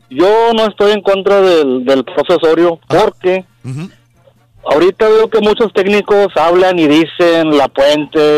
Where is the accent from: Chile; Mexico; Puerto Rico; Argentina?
Mexico; como buenos mexicanos